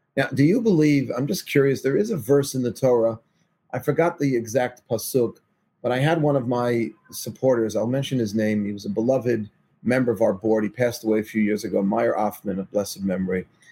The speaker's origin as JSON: {"language": "English", "town": "New York City", "region": "New York", "country": "United States", "tie": "born or raised there", "said": "I'm from Forest Hills, Queens."}